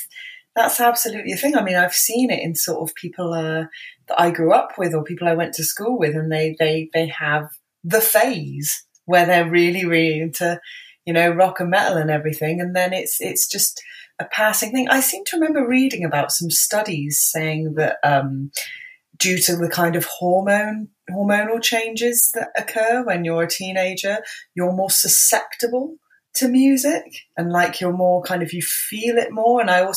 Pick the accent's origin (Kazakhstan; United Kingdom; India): United Kingdom; Bristol, South West England; I was born and raised in Bristol. Luckily I don't have the accent. I am from Bristol